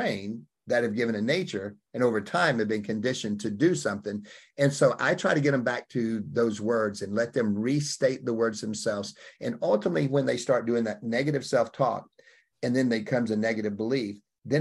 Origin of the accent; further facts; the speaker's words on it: Opp, Alabama, United States; I came out of Op, Alabama